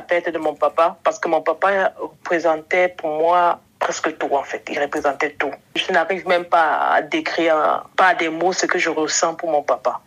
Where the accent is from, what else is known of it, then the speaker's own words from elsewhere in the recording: Cameroon; also born or lived in Germany / southern France; now in France; je suis euh, une jeune fille camerounaise, mhm. âgée de 38 ans. Je réside actuellement dans le sud de la France